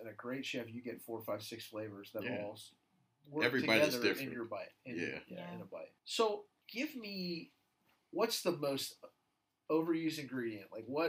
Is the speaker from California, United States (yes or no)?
no; Jacksonville, Florida, United States; I grew up in Jacksonville.